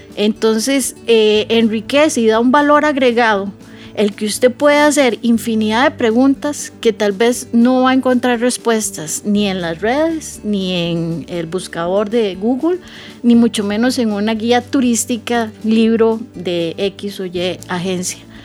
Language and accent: Spanish; Costa Rica; Yo puedo ser de Costa Rica, eh, haber vivido aquí muchos años